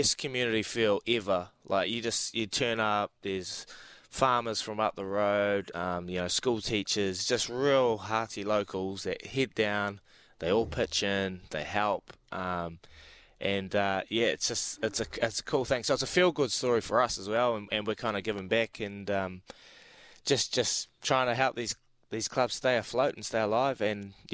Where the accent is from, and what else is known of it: Hawke's Bay, New Zealand; born or raised there